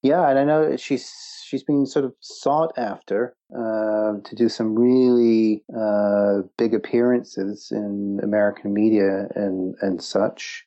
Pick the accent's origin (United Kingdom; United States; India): United Kingdom; Wales; moved away; also born or lived in Canada; my heritage is Welsh. I grew up in Wales, but obviously there's a Canadian influence